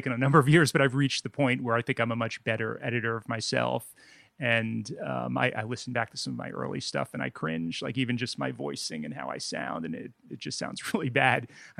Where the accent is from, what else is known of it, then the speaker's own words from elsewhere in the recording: Bloomfield, New Jersey, United States; I live in it's Montclair, or next to Montclair, Newark. Bloomfield's a town.